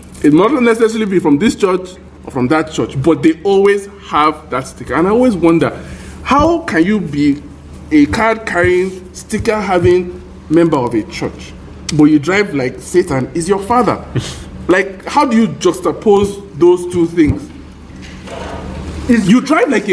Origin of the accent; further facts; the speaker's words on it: Nigeria; As a Nigerian